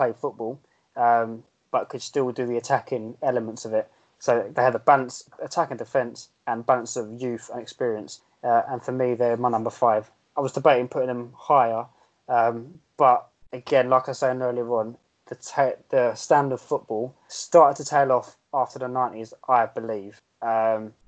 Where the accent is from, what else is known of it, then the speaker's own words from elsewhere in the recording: England, United Kingdom; I'm English